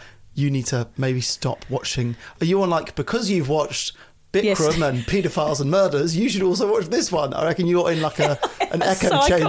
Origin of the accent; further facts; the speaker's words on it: England, United Kingdom; I'm English